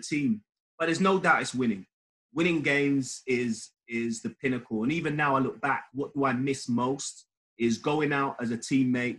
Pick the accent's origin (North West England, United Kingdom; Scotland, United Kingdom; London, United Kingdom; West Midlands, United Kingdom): London, United Kingdom; I'm from Northwest London, born